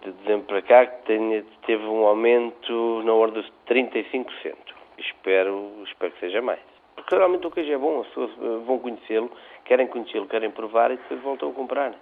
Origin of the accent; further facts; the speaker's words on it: Portugal; somos portugueses